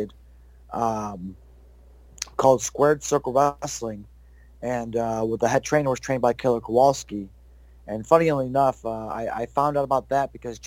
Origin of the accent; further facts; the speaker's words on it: Syracuse, New York, United States; moved away; also born or lived in Florida; I grew up in Syracuse, New York